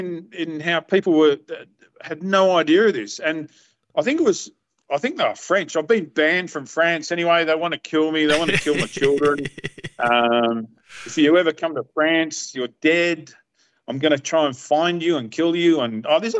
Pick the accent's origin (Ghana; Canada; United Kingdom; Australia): Australia; Perth, Western Australia; I'm Perth born and raised